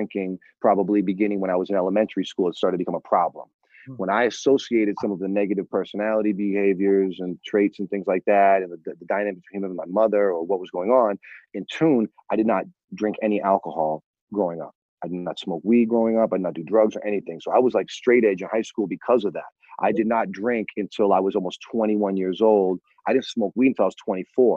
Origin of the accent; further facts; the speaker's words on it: New England, United States; growing up in New England.